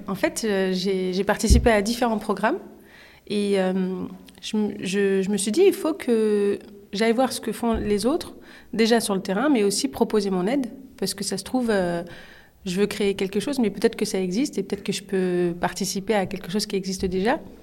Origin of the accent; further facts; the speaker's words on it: Orly, Île-de-France, France; je viens d'Orly, hmm. dans le 94